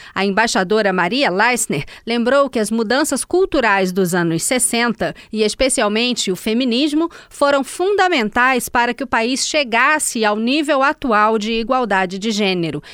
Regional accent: Sweden; Portuguese is a second language; moved away as an adult; now in Brazil; Na Suécia, que é o meu país de origem

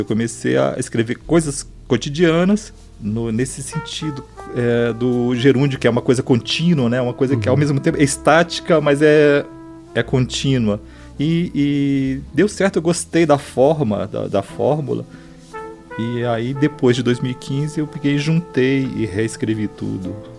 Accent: Brasília, Federal District, Brazil; Nasci em Brasília.

